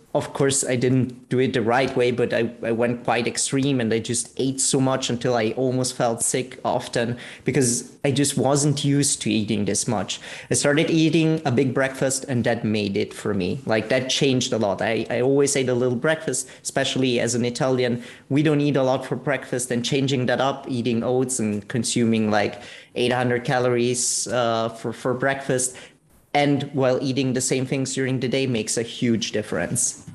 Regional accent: Italy; now in Vienna, Austria; I'm actually originally from Italy, live in Vienna

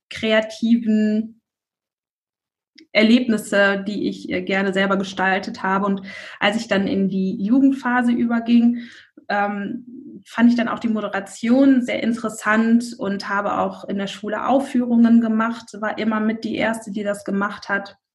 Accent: North Rhine-Westphalia, Germany; ich komme aus der Nähe von Bonn

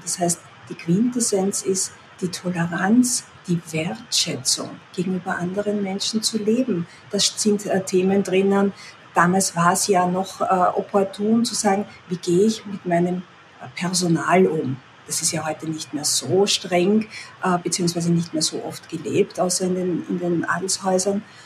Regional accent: Austria; also born or lived in near Vienna; wohne in der Nähe von Wien, das heißt, bin Österreicherin

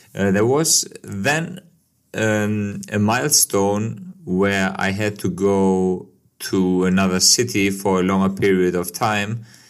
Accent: Kosovo; now in Germany; my life as a guy who moved to Germany from Kosovo

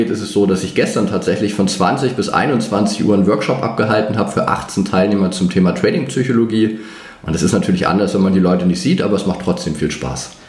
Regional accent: Greifswald, Mecklenburg-Vorpommern, Germany; habe dann natürlich auch BWL studiert. Erst in meiner Heimatstadt in Greifswald, habe dann gemerkt, naja, das ist jetzt nicht so der Finanzschwerpunkt von Deutschland. Bin dann nach Mannheim an die Universität gegangen

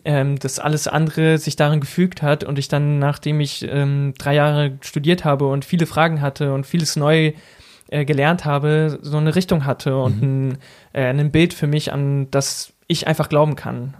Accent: near Braunschweig, Lower Saxony, Germany; moved away as an adult; also born or lived in Ruhr area / Elztal; now in Berlin, Germany; in meiner Heimat, in der Nähe von Braunschweig, sagt man auch Birne

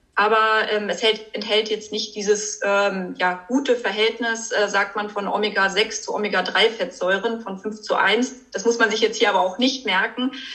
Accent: Germany; bei uns in Deutschland

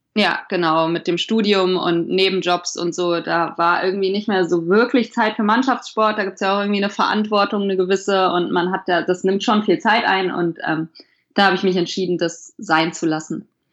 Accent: Hesse, Germany; now in Frankfurt, Germany; ich komme gebürtig aus Hessen, nicht direkt aus Frankfurt, sondern 100 Kilometer weiter aus einem Kaff

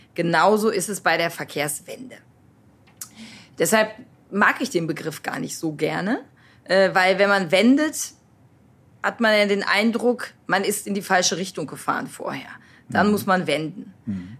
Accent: North Rhine-Westphalia, Germany; Als Jugendlicher in Ostwestfalen ohne Bus- und Bahnanschluss

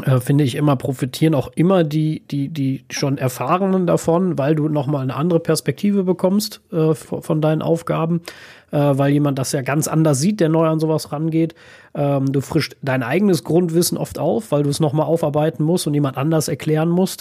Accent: Germany

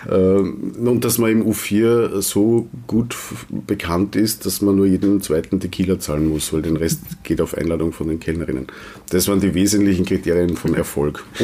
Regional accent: Wiener Neustadt, Lower Austria, Austria; so wie der äh, Lungenarzt auch in Wiener Neustadt, wo ich herkomme.

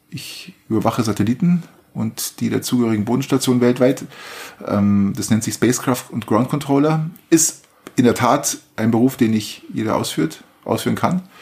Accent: Bavaria, Germany; Wir kommen aus Niederbayern Volk.

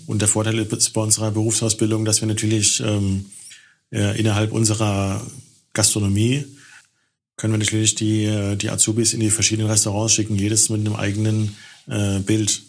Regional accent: Germany; als Deutscher

